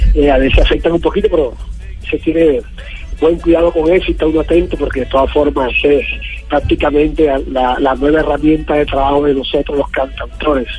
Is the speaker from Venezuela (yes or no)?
no; Patillal, Cesar, Colombia; va a ser en mi tierra patillalera